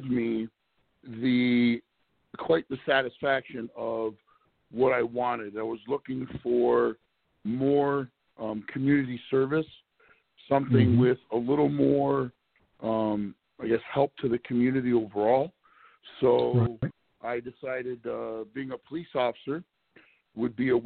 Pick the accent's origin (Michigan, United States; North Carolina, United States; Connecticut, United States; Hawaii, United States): Michigan, United States; Mount Clemens; moved away as an adult; I'm originally from the Detroit metro area, a little city called Mount Clemens, just north of Detroit